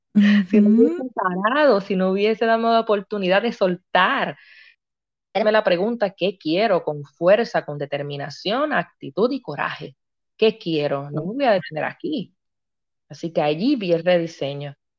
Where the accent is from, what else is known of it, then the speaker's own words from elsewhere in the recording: Río Grande, Puerto Rico; soy natural de Río Grande, Puerto Rico